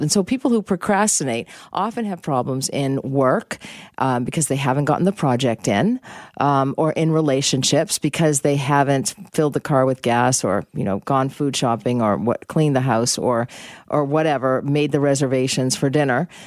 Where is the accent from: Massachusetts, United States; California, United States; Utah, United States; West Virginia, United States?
Massachusetts, United States; Boston; I grew up in Boston